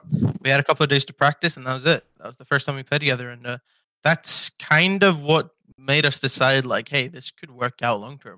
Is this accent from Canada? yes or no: no; Iceland; moved away as an adult; I love Iceland. It's my home country